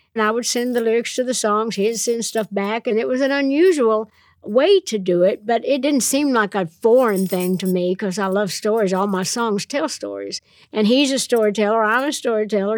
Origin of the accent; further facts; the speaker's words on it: Nashville, Tennessee, United States; I'm from Nashville. I'm a songwriter.